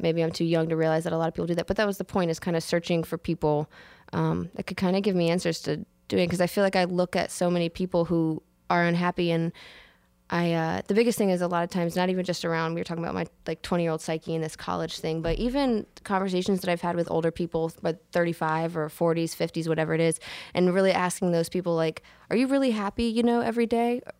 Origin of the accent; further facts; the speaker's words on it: Williamsburg, Virginia, United States; also born or lived in upstate New York; I grew up in Williamsburg, Virginia